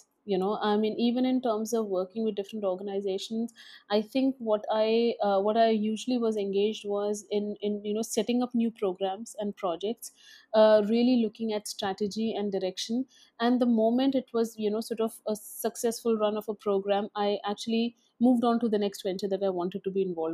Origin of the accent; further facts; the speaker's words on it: Dehradun, Uttarakhand, India; also born or lived in Alwar, Rajasthan / Delhi; I come from Alwar, Rajasthan, a small city in Rajasthan. And I grew up in Dehradun in a boarding school